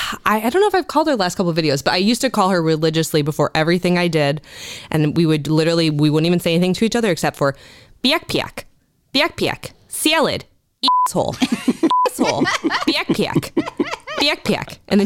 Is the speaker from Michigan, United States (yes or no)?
yes; Novi, Michigan, United States; also born or lived in Southern Illinois / West Texas / North Carolina; I am. I'm from Michigan. I'm from Novi, Michigan. I moved around a lot as a kid. I lived in Southern Illinois. I lived in West Texas.